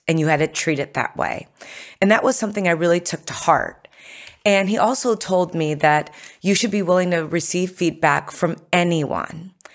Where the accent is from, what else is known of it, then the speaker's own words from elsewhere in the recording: United States; I was born in America